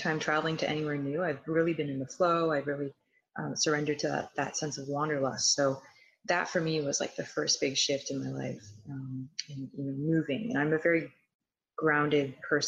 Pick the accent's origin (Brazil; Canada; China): Canada; Toronto, Ontario; I'm from Toronto/Vaughan, Ontario